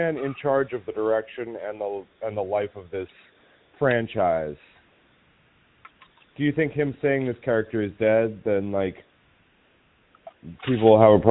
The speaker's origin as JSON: {"language": "English", "region": "New England", "country": "United States", "said": "I am also from New England"}